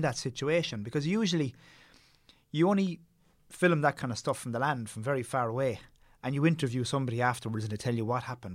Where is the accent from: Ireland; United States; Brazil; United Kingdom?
Ireland; Tipperary, Munster; I grew up in Tipperary